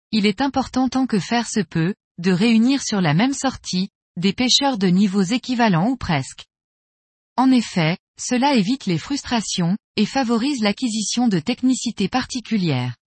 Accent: Port-Saint-Louis-du-Rhône, Provence-Alpes-Côte d'Azur, France; j'ai 37 ans, je suis né et vis à Port-Saint-Louis-du-Rhône, petite ville à l'extrémité du delta de la Camargue, plus précisément à l'embouchure du Rhône.

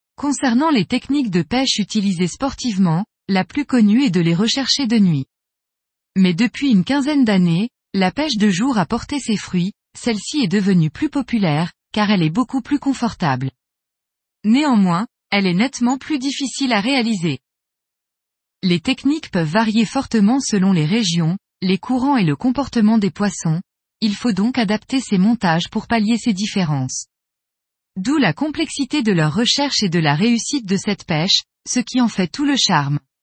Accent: Belgium; now in Sainte-Maxime, France; je suis originaire de Belgique et je vis actuellement à Sainte-Maxime dans le Var

